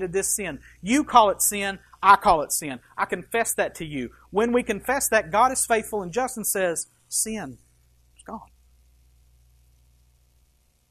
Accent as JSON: {"language": "English", "country": "United States", "said": "as Americans. I love this country"}